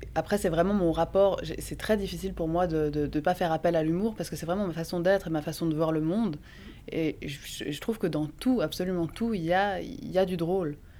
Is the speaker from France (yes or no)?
no; Bellevue, Geneva, Switzerland; C'était à Bellevue. C'est là, là où j'ai grandi.